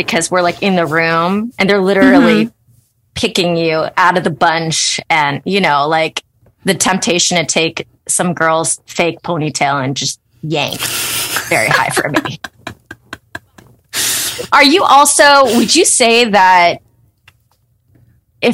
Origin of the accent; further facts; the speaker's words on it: Ohio, United States; moved away; I'm from Ohio